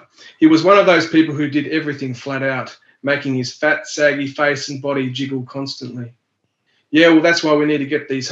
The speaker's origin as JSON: {"language": "English", "region": "Tasmania", "country": "Australia", "said": "I'm from the Palawar or Pakana mob from Lutruwita, which is Tasmania. I live in Launceston"}